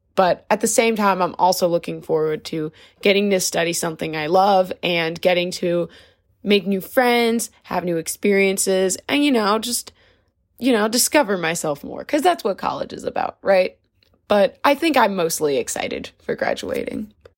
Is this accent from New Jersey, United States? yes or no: yes; New Jersey, United States; I'm from New Jersey